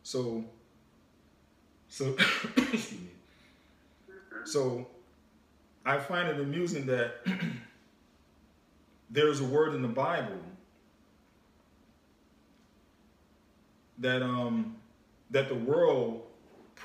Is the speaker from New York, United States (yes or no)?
yes; New York, United States; growing up in New York, growing up around the environment I was